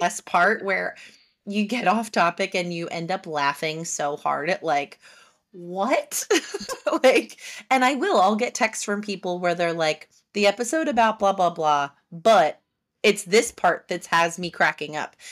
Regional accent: Haddon Township, New Jersey, United States; I'm from Haddon Township

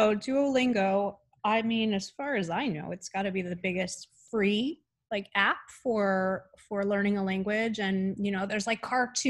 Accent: United States; being an American, you know, a lot of us have learned Spanish in school.

